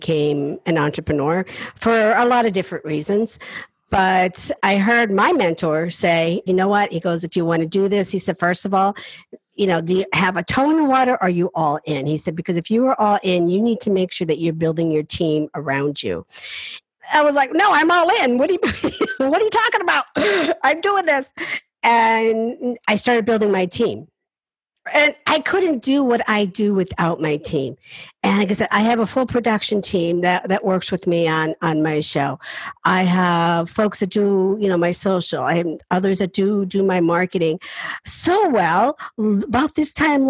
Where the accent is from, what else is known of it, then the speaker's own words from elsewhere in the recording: Appalachian Mountains, United States; I come from the Appalachian Mountains. I'm a hillbilly.